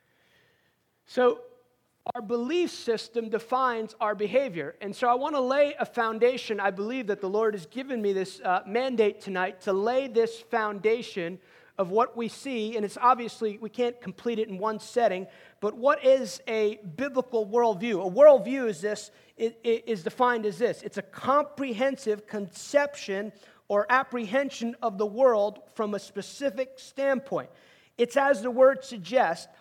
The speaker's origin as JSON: {"language": "English", "region": "outside New York City", "country": "United States", "tie": "born or raised there", "moved": "yes", "said": "I grew up outside New York City"}